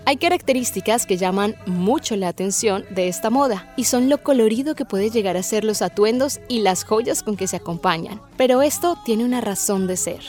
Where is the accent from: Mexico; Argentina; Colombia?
Colombia; en nuestro país